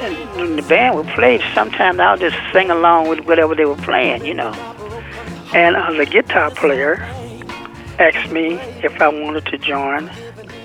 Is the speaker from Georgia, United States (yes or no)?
no; Fairfield, Alabama, United States; moved away as an adult; also born or lived in Detroit, Michigan; I'm originally from Fairfield, Alabama. I graduated from high school from May 1950.